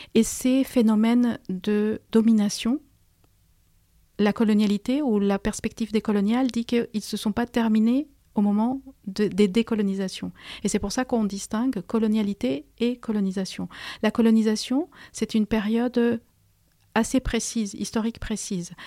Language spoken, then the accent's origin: French; Peru; moved away as an adult; now in France; je suis une immigrée et j'ai passé mon enfance, mon adolescence au Pérou